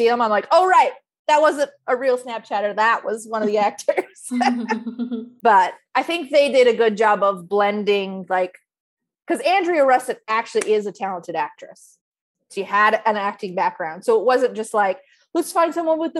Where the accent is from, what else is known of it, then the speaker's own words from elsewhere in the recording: San Diego, California, United States; I grew up in San Diego, so we weren't too far from